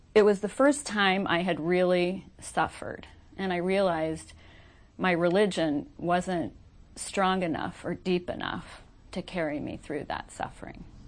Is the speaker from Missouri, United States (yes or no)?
yes; Kirkwood, Missouri, United States; moved away as an adult; also born or lived in Nashville / Lexington / Ladue; I was raised right here in Kirkwood in a Christian home